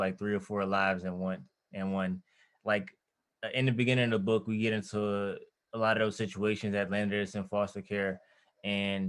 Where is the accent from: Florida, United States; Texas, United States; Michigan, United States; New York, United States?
Michigan, United States; Detroit; I'm from Detroit